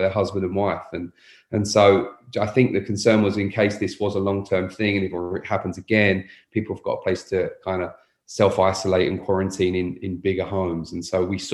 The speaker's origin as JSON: {"language": "English", "region": "London", "country": "United Kingdom", "moved": "as an adult", "lives_now": "Austin, United States", "said": "I'm originally from London, England. I've been in Austin about 12 years now."}